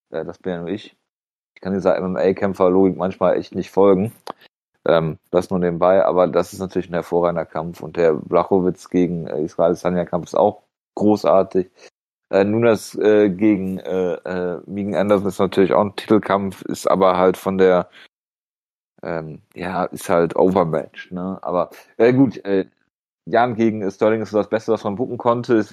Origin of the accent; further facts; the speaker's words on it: Düsseldorf, North Rhine-Westphalia, Germany; Absolut, als Düsseldorfer